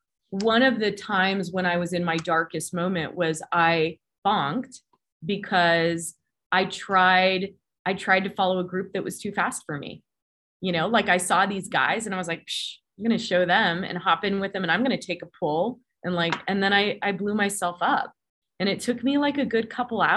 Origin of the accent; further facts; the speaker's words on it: California, United States; now in Colorado Springs, United States; I grew up in California. So it's kind of where my heart and soul and my roots are.